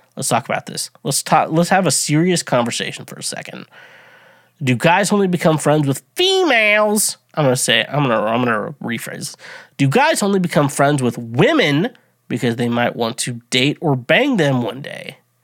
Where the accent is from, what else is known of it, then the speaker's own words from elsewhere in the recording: United States; I'm fucking an American, proud to be an American